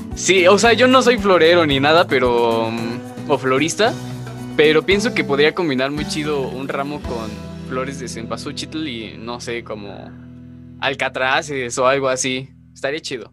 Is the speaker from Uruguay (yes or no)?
no; Mexico; para nosotros como mexicanos